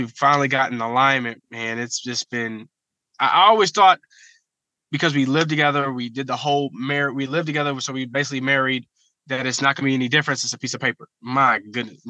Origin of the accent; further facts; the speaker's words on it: Columbus, Ohio, United States; I'm from Columbus, Ohio. I rep my city, love my city.